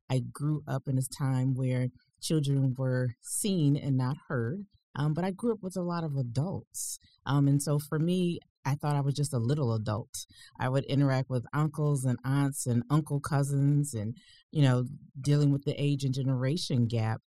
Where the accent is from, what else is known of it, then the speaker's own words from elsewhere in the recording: Detroit, Michigan, United States; Originally, I was born in Detroit, Michigan.